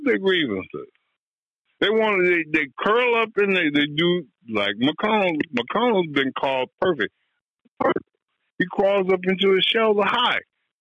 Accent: West Coast, United States; I'm from the West Coast. My rearing is different from where you are in West Virginia.

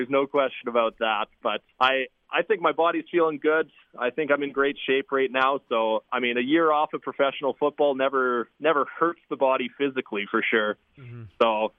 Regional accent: Regina, Saskatchewan, Canada; I grew up in Regina

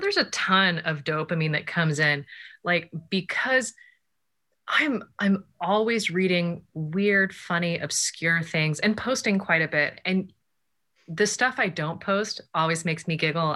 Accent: Japan; moved away; I grew up in Japan

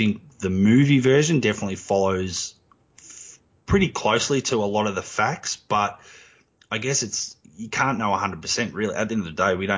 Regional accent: Australia; I'm Australian and I'm from the country where it happened.

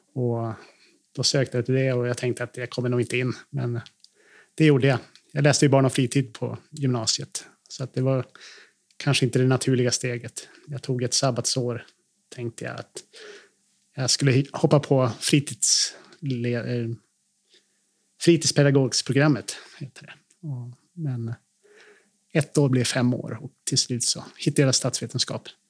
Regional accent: Kramfors, Västernorrland County, Sweden; moved away as an adult; also born or lived in Sundsvall / Brussels; now in Härnösand, Sweden; Jag är uppvuxen i Kramfors. Född i Härnösand faktiskt, på BB.

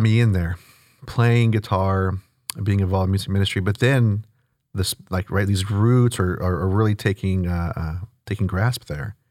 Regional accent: Houston, Texas, United States; born and raised here in the north part of town in spring. Uh, grew up in the Klein School District, went to Klein High School. Um, yeah, I'm from Houston

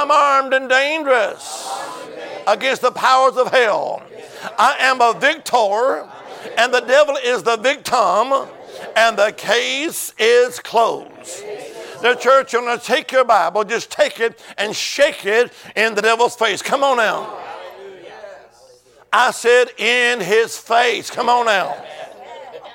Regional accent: Alabama, United States; now in Virginia, United States; originally, I'm from the Holy Land. I am. Amen. Alabama

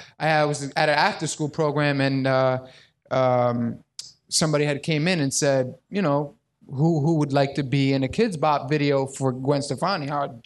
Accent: New York, United States; I'm born and raised in Queens.

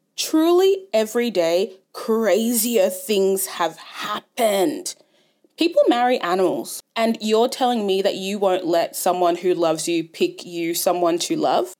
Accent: Ghana; now in Australia; I'm Ghanaian

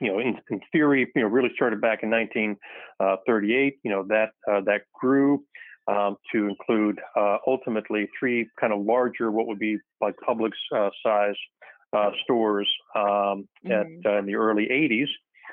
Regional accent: Naples, Florida, United States; I'm the oldest of the fourth generation of our family. Born and raised in Naples, Florida.

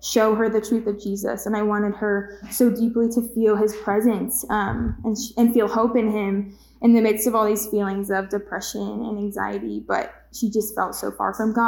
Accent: Kansas City, United States; also born or lived in Manhattan, Kansas; I grew up in Kansas City my whole life

